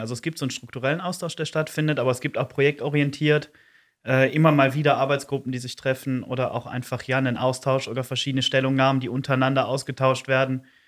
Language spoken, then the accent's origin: German; Eupen, Wallonia, Belgium; ich bin 26, komme aus Olpen